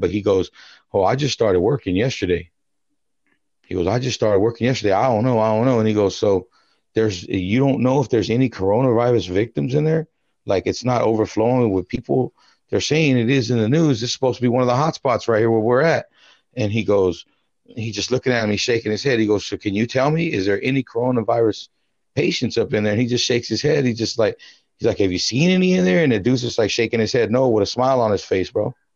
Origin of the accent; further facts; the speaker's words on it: United States; as an American